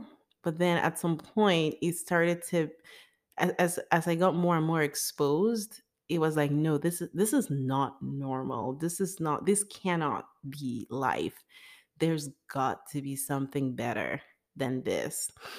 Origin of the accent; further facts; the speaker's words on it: Nigeria; born there; So I was born in Nigeria sometime in 1985. And I was born into a middle-class family.